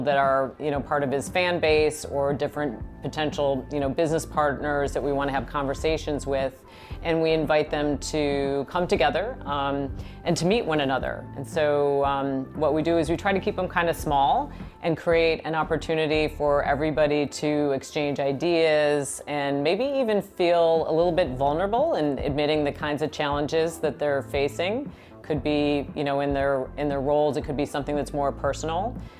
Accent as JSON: {"language": "English", "region": "Wisconsin", "country": "United States", "said": "I'm from the Midwest, so I can say that. I'm from Wisconsin."}